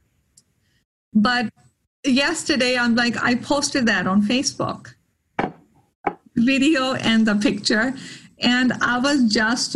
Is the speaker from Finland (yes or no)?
no; India; moved away; My birthdays were never a big deal growing up in India